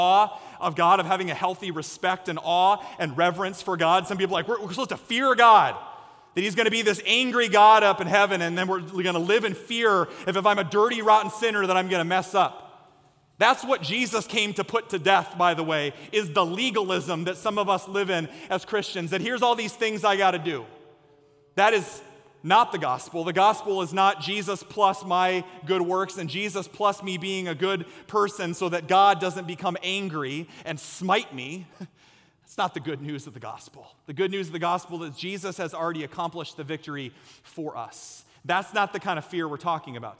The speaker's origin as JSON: {"language": "English", "town": "Story City", "region": "Iowa", "country": "United States", "tie": "born or raised there", "said": "where I grew up in Story City in Ames, Iowa"}